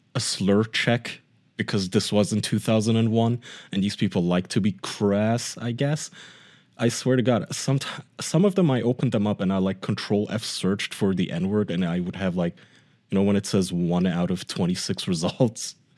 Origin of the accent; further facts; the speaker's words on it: Germany; English is a second language; moved away; I grew up in Germany in my preteen years and teen years